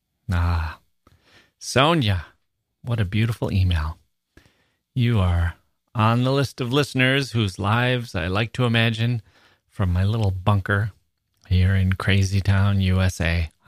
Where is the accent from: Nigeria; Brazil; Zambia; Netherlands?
Netherlands; Leeuwarden, Friesland; English is a second language; also born or lived in Melbourne; I was born in Leeuwarden, a small provincial town in the north of Holland, and in the 80s, my parents thought it would be a good idea to move to Australia, Melbourne.